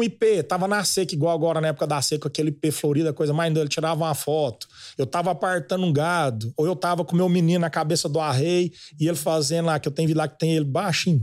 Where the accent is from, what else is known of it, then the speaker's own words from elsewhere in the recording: Goiânia, Goiás, Brazil; Eu nasci em Goiânia mesmo. Uhum. Fui um menino de cidade, mas sempre criado na, na fazenda, férias.